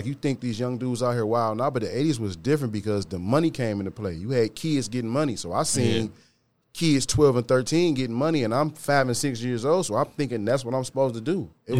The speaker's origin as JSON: {"language": "English", "town": "Detroit", "region": "Michigan", "country": "United States", "tie": "born or raised there", "said": "I'm from Detroit, Michigan. I grew up in 48204, Beachwood area."}